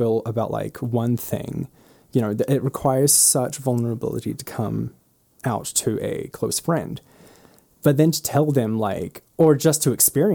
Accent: New Zealand; moved away as an adult; now in United States; I am from New Zealand

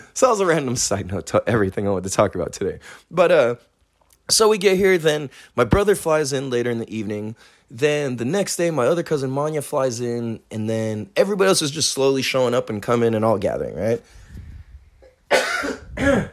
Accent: California, United States; I'm from California

